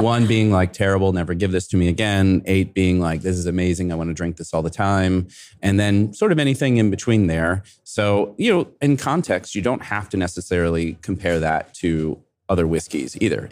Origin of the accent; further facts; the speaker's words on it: Kentucky, United States; moved away; I'm from Kentucky originally